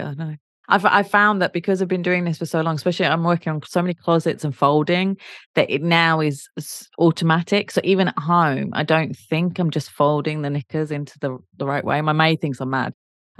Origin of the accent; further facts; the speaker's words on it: South East England, United Kingdom; Well, I will disagree because I'm from Kent, and I'm even more southern than London